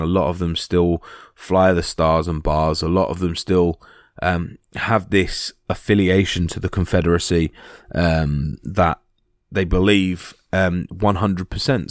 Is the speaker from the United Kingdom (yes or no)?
yes; United Kingdom; being British